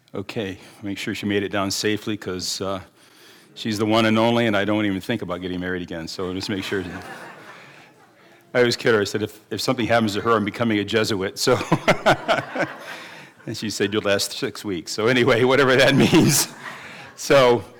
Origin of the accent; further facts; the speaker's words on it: Dayton, Ohio, United States; moved away; I was raised on Cassano Pizza because it began in Dayton, Ohio. That's where I was born and raised